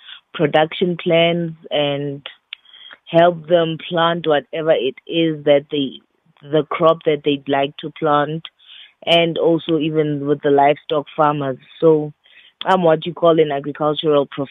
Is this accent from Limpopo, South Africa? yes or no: no; Thaba Nchu, Free State, South Africa; I am from Tabanchu. It's a small town outside Bloemfontein here in the Free State